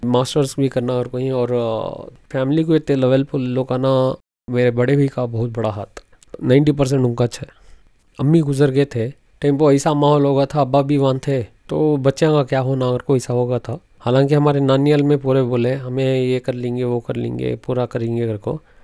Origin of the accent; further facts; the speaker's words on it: Mysore, Karnataka, India; moved away as an adult; now in Bangalore, India; basically मैं मैसूर से belong करता हूँ सो नौ साल से बेंगलोर में हूँ